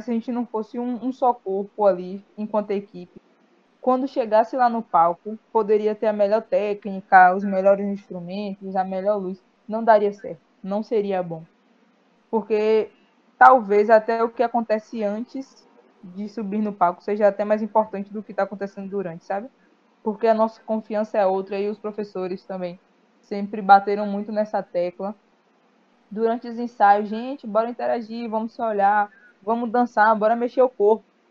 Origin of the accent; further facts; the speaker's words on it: Amélia Rodrigues, Bahia, Brazil; Eu sou da cidade de Amélia Rodrigues, que é pertinho de Feira de Santana.